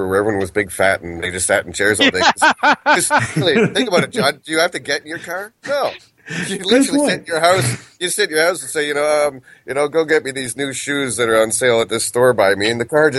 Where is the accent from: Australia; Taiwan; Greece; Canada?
Canada; I'm Canadian